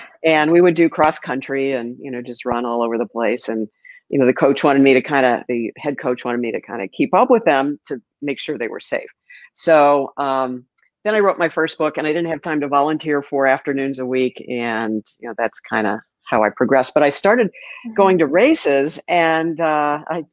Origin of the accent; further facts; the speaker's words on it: St. Louis, Missouri, United States; moved away as an adult; also born or lived in Miami; now in Sarasota, United States; St. Louis, my hometown.